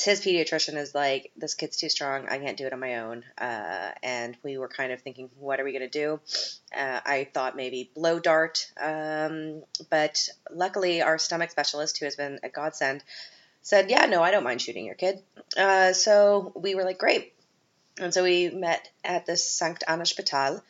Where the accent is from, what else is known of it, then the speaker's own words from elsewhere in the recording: Canada; we're both Canadian